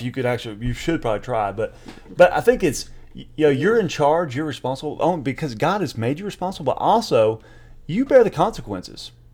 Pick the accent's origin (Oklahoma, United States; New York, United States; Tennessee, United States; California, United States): Tennessee, United States; East; I grew up in East Tennessee, you know, and so in some of the small town